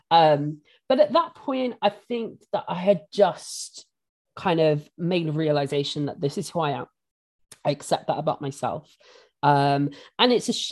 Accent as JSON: {"language": "English", "town": "Bristol", "region": "South West England", "country": "United Kingdom", "tie": "born or raised there", "said": "I grew up in St. Paul's, you know, central Bristol, and it is a predominantly black area"}